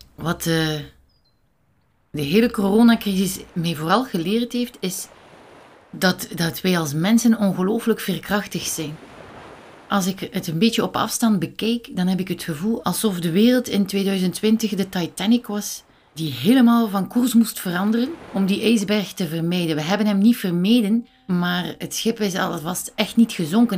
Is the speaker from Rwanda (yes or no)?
no; Bruges, Flanders, Belgium; now in Sint-Genesius-Rode, Belgium; ik ben eigenlijk geboren en opgegroeid in Brugge.